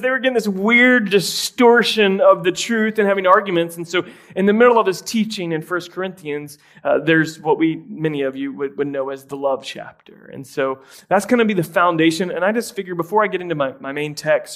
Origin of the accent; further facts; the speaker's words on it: Tampa, Florida, United States; I grew up in the Tampa Bay area